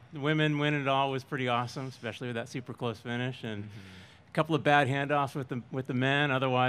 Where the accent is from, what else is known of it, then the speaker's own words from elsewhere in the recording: Bend, Oregon, United States; We're from Bend.